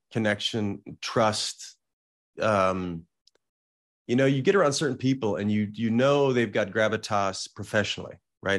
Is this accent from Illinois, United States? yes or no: yes; Salem, Illinois, United States; now in West Hollywood, United States; I grew up in a small town in southern Illinois